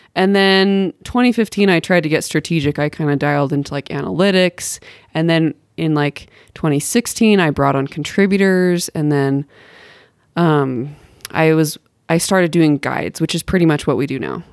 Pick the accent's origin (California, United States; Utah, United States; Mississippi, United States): Utah, United States; Bountiful; also born or lived in Salt Lake City, Utah; I'm from Bountiful, Utah.